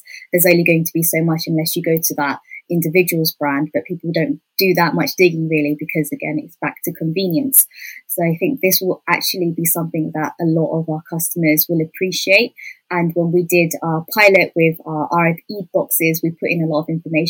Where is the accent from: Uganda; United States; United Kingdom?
United Kingdom; we're all British born